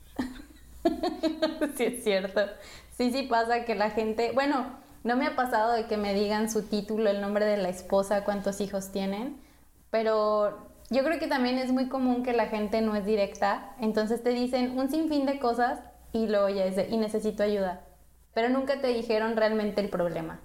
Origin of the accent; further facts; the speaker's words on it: Mexico; now in Canada; como buena latina o como buena mexicana